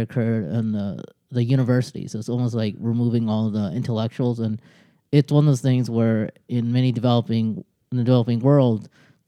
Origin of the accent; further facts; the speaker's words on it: United States; also born or lived in Bangladesh; I came to America at age 2